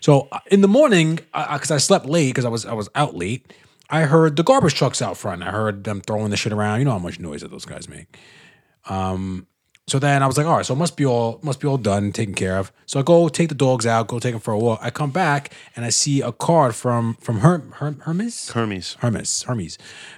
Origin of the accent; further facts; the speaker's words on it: Mississippi, United States; I'm from Mississippi.